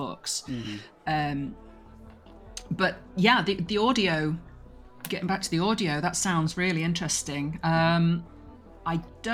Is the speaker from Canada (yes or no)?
no; England, United Kingdom; I'm English